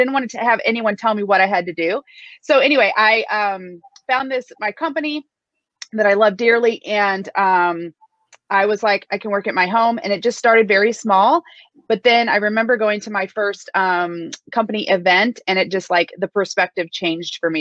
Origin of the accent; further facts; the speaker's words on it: Midwest, United States; a ordinary girl from the Midwest